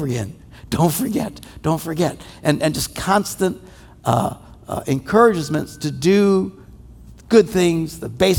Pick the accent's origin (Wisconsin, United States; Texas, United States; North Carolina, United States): Wisconsin, United States; we're from Wisconsin